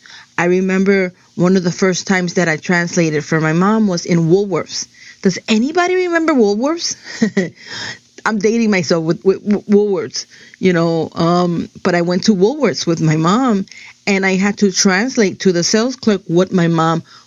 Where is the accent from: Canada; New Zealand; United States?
United States; New Jersey; first language Spanish; English is a second language; I was born and raised in New Jersey. I am a Jersey girl all the way